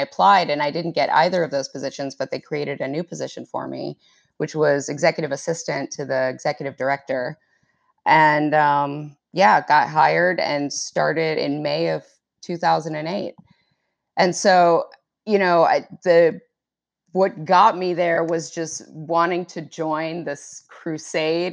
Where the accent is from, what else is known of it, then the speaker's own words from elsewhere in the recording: Arlington, Virginia, United States; I grew up in Arlington, Virginia, um, which is right across the river from Washington, D C